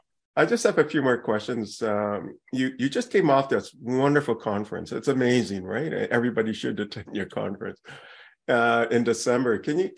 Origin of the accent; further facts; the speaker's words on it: Canada; I'm Canadian